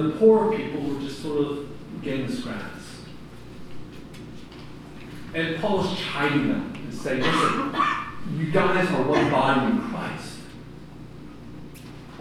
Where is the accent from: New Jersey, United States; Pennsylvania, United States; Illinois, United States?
Pennsylvania, United States; Philadelphia; growing up in Philadelphia and going through the streets of North Philly